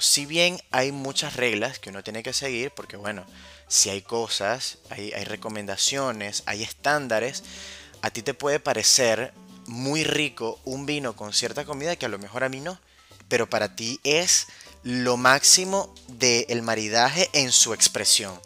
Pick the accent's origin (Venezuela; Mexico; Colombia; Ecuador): Venezuela; Caracas, Capital District; now in Argentina; soy de Caracas, soy de Venezuela, por si no lo sabían, no, no soy porteño